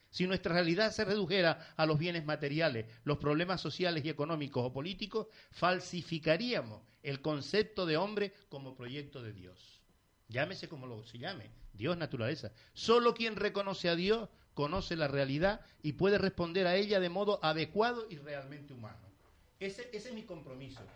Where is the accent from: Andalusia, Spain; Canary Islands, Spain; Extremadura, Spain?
Canary Islands, Spain; estoy aquí en, mi pueblo, en mi municipio, en mi isla